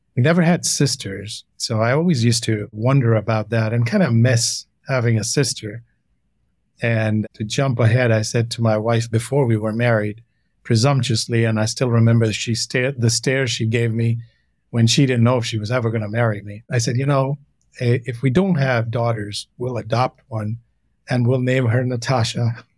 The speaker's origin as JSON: {"language": "English", "town": "Renukoot", "region": "Uttar Pradesh", "country": "India", "tie": "born or raised there", "also_born_or_lived": "Delhi", "moved": "yes", "said": "I grew up most of my childhood was in a little storybook town called Renukut. It's about 100 miles from Banaras, Varanasi."}